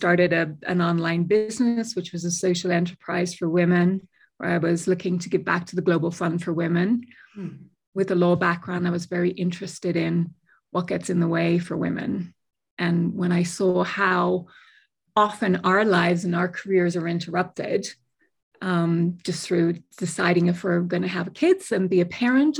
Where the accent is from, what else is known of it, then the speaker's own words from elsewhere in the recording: Dublin, Leinster, Ireland; moved away as an adult; also born or lived in United Kingdom / Miami, Florida; now in New Mexico, United States; I was originally from Dublin, spent 17 years in the UK.